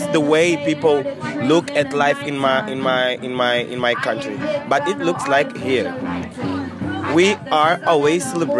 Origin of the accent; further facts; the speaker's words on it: Angola; English is a second language; moved away; I'm from Angola.